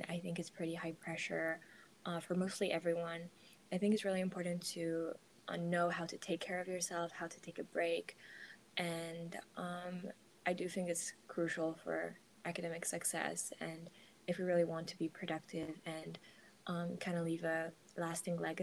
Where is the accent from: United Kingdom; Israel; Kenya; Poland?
Poland; Warsaw, Masovian Voivodeship; I'm from Warsaw, Poland